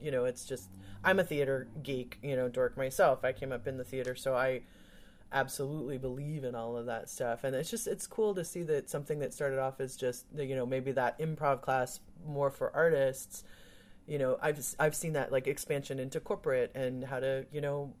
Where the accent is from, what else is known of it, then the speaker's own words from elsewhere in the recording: Wheaton, Illinois, United States; I grew up in the Midwest and went to high school in Wheaton